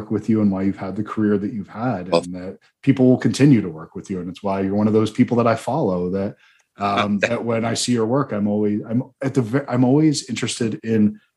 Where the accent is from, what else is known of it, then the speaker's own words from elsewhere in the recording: Eastern Seaboard, United States; now in Marana, United States; I was born and raised on the Eastern Seaboard